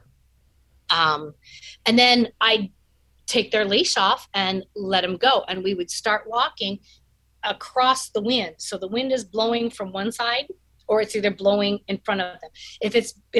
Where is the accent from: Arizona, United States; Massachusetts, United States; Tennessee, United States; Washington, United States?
Washington, United States; now in Utah, United States; I'm from Washington State